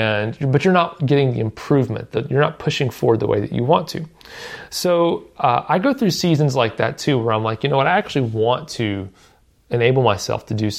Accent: Southern United States, United States; I live in Nashville, and I've kind of lived in the southern U.S. my whole life, so my accent doesn't come out very much most of the time.

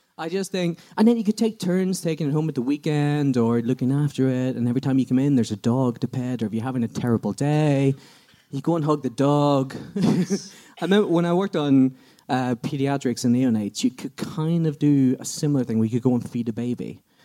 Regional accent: Belfast, Northern Ireland, United Kingdom; now in Sheffield, United Kingdom; from Belfast, live in Sheffield, but work in Doncaster.

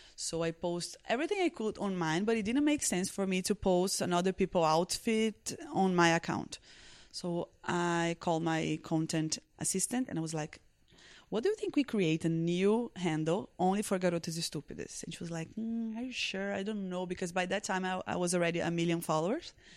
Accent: Recife, Pernambuco, Brazil; English is a second language; I was born in Recife, northeast of Brazil

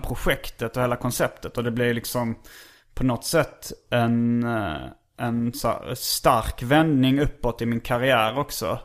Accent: Hjärup, Skåne, Sweden; jag kom från Hjärup

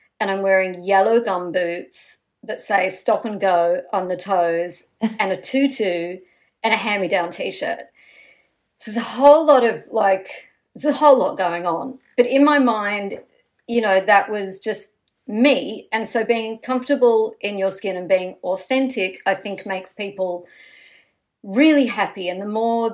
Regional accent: Australia; we grew up in Australia

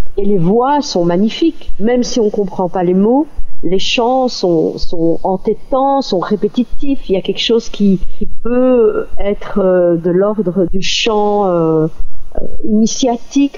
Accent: Belgium; je suis d'origine marocaine, je suis née en Belgique

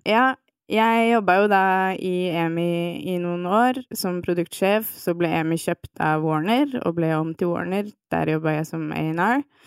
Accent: Nesodden, Akershus, Norway; also born or lived in Svolvær; now in Oslo, Norway; jeg vokste opp på Tøyen eh, i Oslo, og så har jeg bodd de aller fleste barneårene mine på Nesodden

